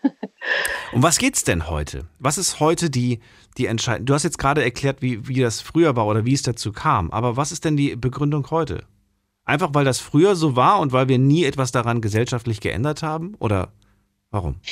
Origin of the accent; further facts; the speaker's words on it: GDR, East Germany, Germany; Ich bin ja, ähm, äh, geboren in der DDR